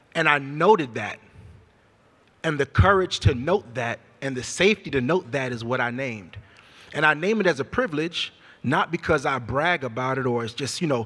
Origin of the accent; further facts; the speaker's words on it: Sacramento, California, United States; moved away as an adult; also born or lived in Hampton; I came from Meadowview in Sacramento, the same neighborhood where Stephon Clark was killed. That's my neighborhood